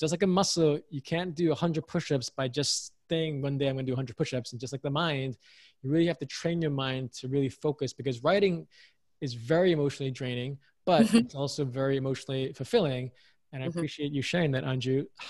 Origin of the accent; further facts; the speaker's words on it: United States; though I was raised in America, I'm American, proud to be American, but I also grew up with parents who were from Hong Kong